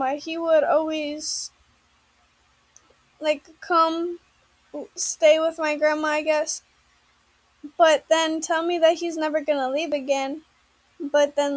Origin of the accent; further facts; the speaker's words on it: Indiana, United States; I grew up in Indiana